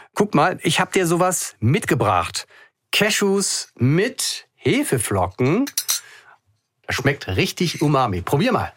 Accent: Hamburg, Germany; ich auch, ne? als Hamburger

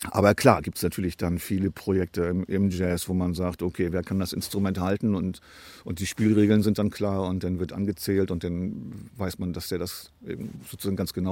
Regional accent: Bremen, Germany; Und als Bremer gibt es natürlich nur eine Mannschaft, die habe ich mir nicht ausgesucht.

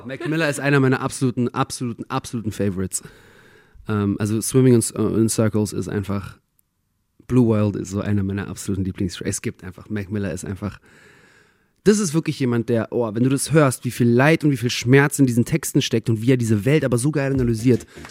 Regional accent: Berlin, Germany; moved away; also born or lived in Israel; meine Identität hier in Deutschland, als ich komme aus Berlin, war ja trotzdem noch gepaart mit, wir sind Migranten.

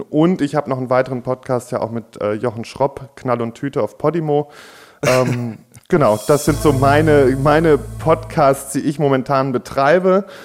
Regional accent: Warendorf, North Rhine-Westphalia, Germany; ich bin in Warndorf ja sogar direkt auf dem Landgestüt groß geworden

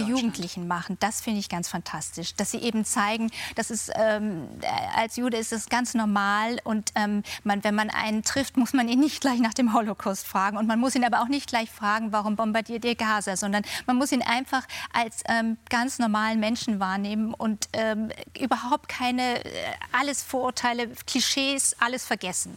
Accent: Munich, Bavaria, Germany; now in London, United Kingdom; ich bin in München zur Schule gegangen

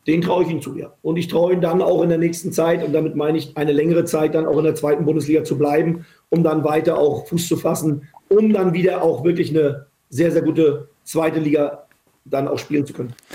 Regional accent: Rostock, Mecklenburg-Vorpommern, Germany; moved away as an adult; also born or lived in Köpenick, Berlin / Cologne; now in Berlin, Germany; Das ist meine, ist meine Heimatstadt.

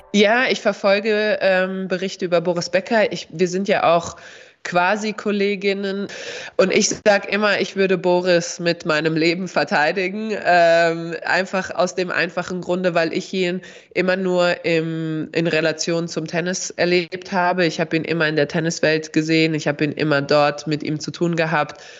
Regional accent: Darmstadt, Hesse, Germany; first language Bosnian; German is a second language; als Hessin und vor allem als Mittelhessin, das, oder Südhessin, sage ich mal, Darmstadt, wir sind umgeben von Wald

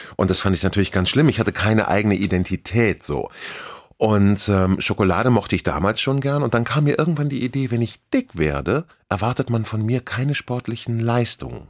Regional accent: Hamburg, Germany; hier geboren, hier aufgewachsen, nie weg gewesen

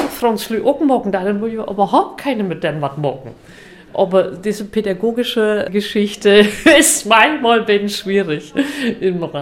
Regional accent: Berlin, Germany; Ich komme aus Berlin und ich arbeite noch in München, in Hamburg und auch hier in Oldenburg.

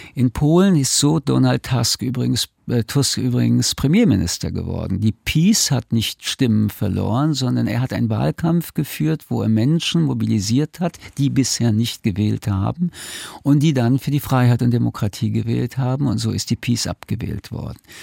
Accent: Germany; sind wir Deutsche auf die Straße gegangen

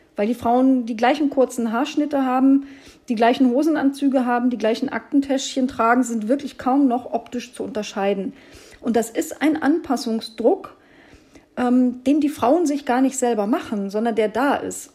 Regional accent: Brandenburg, Germany; moved away as an adult; also born or lived in Hesse; Also ich bin ja Brandenburgerin

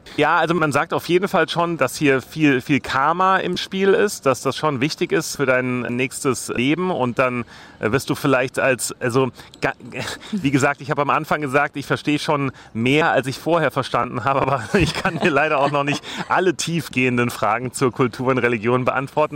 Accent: Germany; als Deutscher, als Europäer

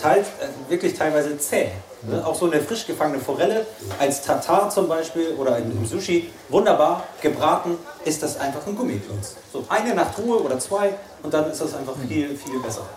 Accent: Schleswig-Holstein, Germany; Ich komme aus Schleswig-Holstein und äh, lebe zwischen Elbe und den Meeren, sage ich immer

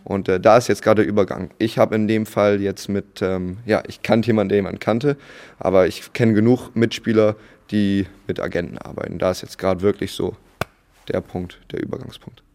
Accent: Bremerhaven, Bremen, Germany; moved away as an adult; also born or lived in United States; now in Itzehoe, Germany; Bremerhaven, da mein äh, Abitur auch gemacht mhm. und da Jugendbasketball gespielt.

